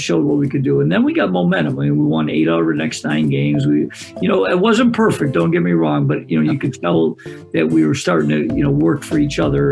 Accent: Greece, New York, United States; I live in a suburb of Rochester, New York, and I wanted to be a head coach in my hometown, which is Greece

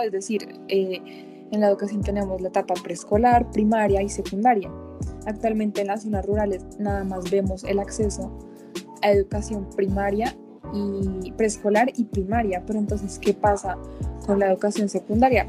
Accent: Colombia; nosotros como colombianos, como parte de esta sociedad

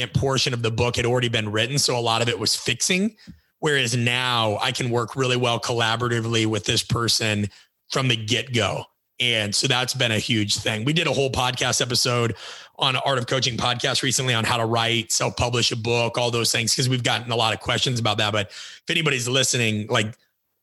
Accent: Midwest, United States; I grew up in the Midwest

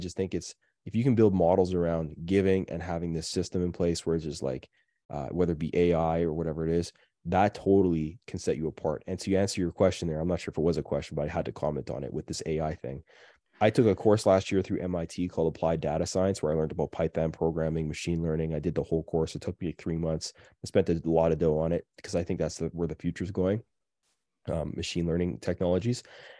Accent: Canada; I'm sorry. I'm so Canadian. I can't even help it anymore.

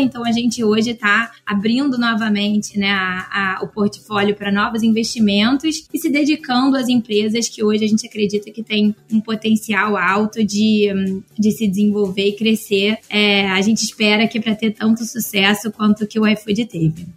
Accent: Rio de Janeiro, Brazil; eu moro no Rio, né? Então, sou carioca

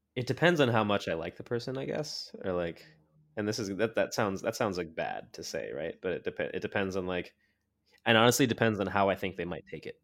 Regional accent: Montclair, New Jersey, United States; moved away as an adult; also born or lived in Crown Heights, Brooklyn; now in Brooklyn, New York, United States; I grew up in Montclair, New Jersey

